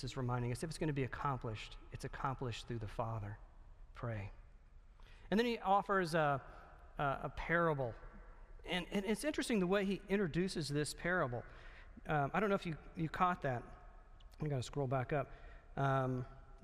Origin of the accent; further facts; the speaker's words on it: the South, United States; I'm from the South